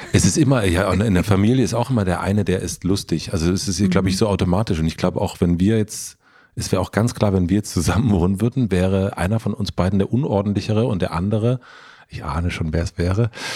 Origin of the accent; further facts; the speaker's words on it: southern Brandenburg, Germany; aus Südbrandenburg